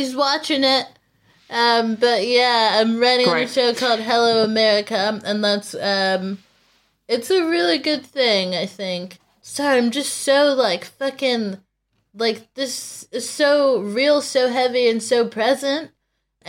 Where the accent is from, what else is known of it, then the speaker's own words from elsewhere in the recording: United States; I'm American.